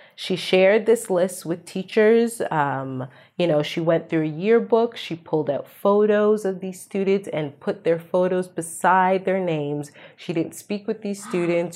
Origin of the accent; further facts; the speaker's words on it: Canada; I'm Canadian. I'm a settler on stolen land